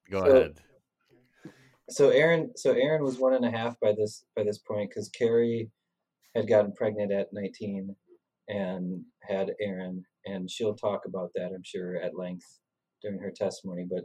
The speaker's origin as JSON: {"language": "English", "town": "Sun Prairie", "region": "Wisconsin", "country": "United States", "said": "I'm from Sun Prairie, which is a half hour away, and I was really surprised to see somebody that I recognized from Sun Prairie."}